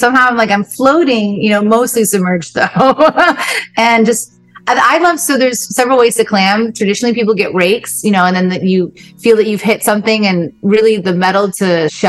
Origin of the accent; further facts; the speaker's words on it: Virginia, United States; moved away as an adult; now in Ocracoke, North Carolina, United States; Well, so I grew up in Virginia at the foot of the Appalachian Mountains.